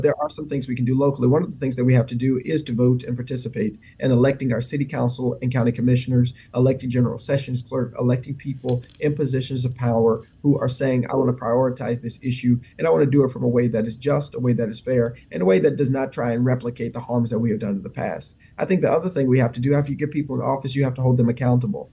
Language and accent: English; Memphis, Tennessee, United States; my hometown and the community that I care so much about